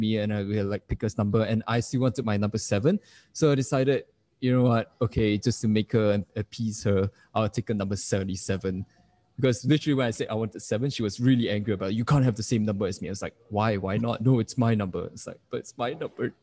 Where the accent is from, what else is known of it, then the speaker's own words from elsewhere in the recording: Malaysia; moved away as an adult; also born or lived in Wales; I am from Malaysia, and I am currently 25 years old